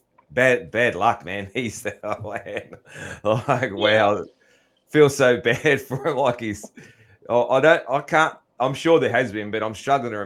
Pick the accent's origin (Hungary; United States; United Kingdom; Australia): Australia; I'm a bad Australian